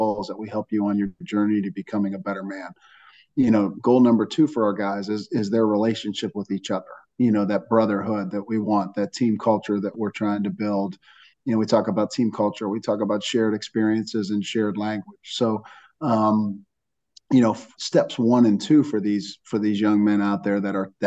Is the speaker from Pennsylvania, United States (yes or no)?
yes; Johnstown, Pennsylvania, United States; moved away; my time in Johnstown, Pennsylvania. You know, again, it's a community where people really care about one another. They pitch in, they help out, they take you in. You know, it's a community where anybody in my hometown would give you the shirt off their back